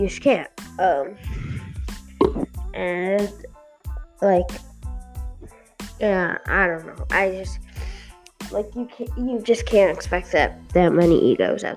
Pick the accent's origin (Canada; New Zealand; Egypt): Canada; I'm from Canada